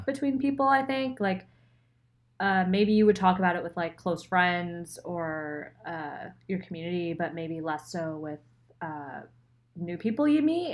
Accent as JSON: {"language": "English", "area": "right outside of Philadelphia", "region": "Pennsylvania", "country": "United States", "tie": "born or raised there", "also_born_or_lived": "Rochester, New York", "moved": "as an adult", "said": "I'm from Pennsylvania, so not the Pittsburgh side. Never been to Pittsburgh. Um, but right outside of Philly. And born there, grew up there"}